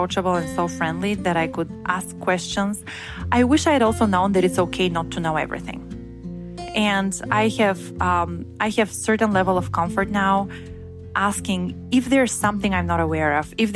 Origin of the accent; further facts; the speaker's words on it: Bulgaria; moved away as an adult; also born or lived in Bremen, Germany; I was born and raised in Bulgaria, which is in Eastern Europe